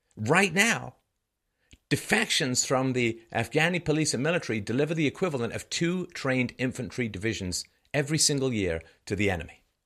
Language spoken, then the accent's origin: English; England, United Kingdom; also born or lived in Ireland; now in Canada; I was born in Ireland. I grew up in England. I live in Canada